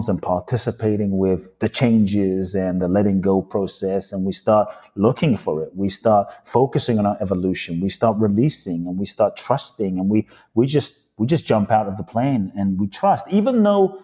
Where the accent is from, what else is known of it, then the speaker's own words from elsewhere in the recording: London, United Kingdom; moved away as an adult; also born or lived in Los Angeles, United States / Phoenix, United States; now in Miami, United States; My father's from Ghana. My mother's from Japan. I grew up in London